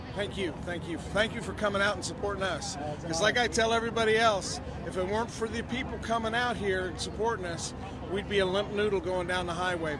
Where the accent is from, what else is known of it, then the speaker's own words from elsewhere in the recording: Boise, Idaho, United States; I'm from Boise, Idaho